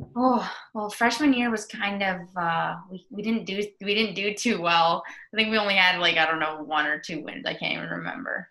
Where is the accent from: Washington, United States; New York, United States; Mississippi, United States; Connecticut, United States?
Connecticut, United States; Waterford; I lived growing up in Waterford.